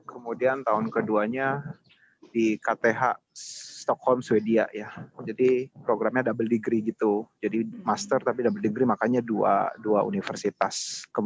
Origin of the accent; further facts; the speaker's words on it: Jakarta, Indonesia; aku dulu um, lahir dan besar di Jakarta, kemudian SD, SMP, SMA di Jakarta sih.